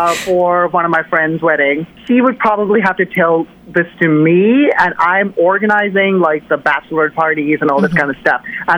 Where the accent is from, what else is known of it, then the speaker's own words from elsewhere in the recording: Toronto, Ontario, Canada; moved away as an adult; now in Berlin, Germany; Yeah, I'm from Toronto, Canada